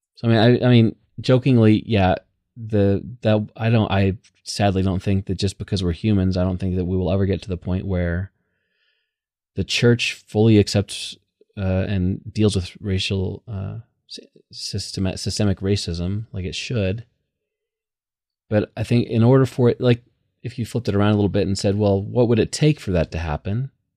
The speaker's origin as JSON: {"language": "English", "country": "United States", "said": "I'm super American"}